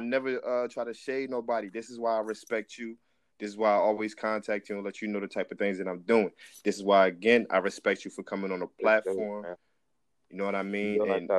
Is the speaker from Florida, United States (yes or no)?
no; New Jersey, United States; now in California, United States; And like I said, I'm from New Jersey, but I live in California.